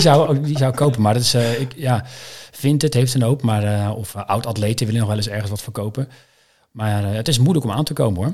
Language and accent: Dutch; Maassluis, South Holland, Netherlands; Ik ben geboren en getogen in Maasluis woon ik al mijn hele leven.